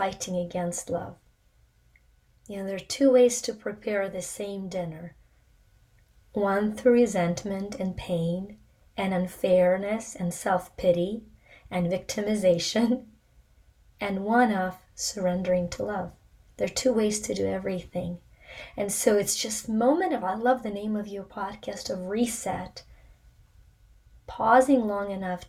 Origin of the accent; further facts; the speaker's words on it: Ukraine; moved away; I was born in the Soviet Union in Ukraine